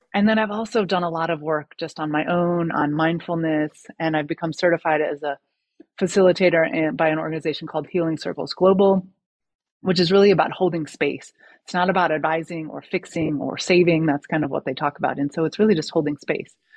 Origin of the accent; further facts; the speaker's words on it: United States; moved away as an adult; now in France; having that perspective of living in America for the first 35 years of my life, and then moving to France